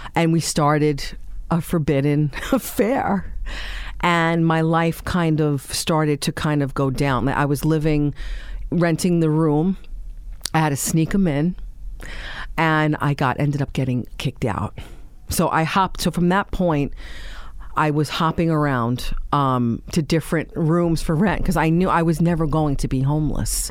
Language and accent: English; New York City, New York, United States; we grew up in Staten Island, uh, in Tottenville, actually